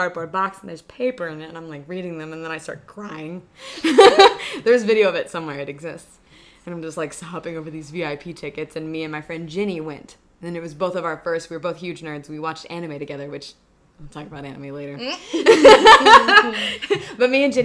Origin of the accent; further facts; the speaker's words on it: Florida, United States; I grew up in Florida